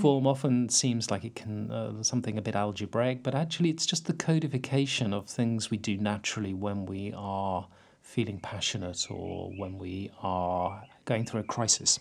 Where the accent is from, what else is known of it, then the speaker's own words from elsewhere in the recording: St Ives, South West England, United Kingdom; I grew up in St Ives, mm. or more precisely, I grew up in Carbis Bay